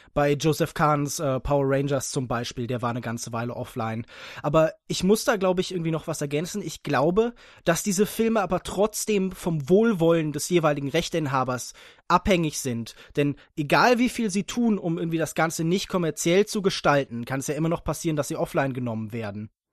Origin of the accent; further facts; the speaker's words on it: Heidelberg, Baden-Württemberg, Germany; ich komme aus Heidelberg und studiere dort Politikwissenschaften und VWL